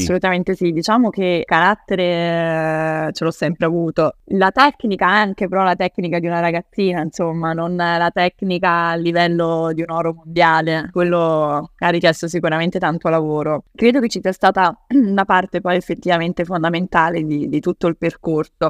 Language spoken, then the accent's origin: Italian; Rome, Lazio, Italy; io non sono una romana spinta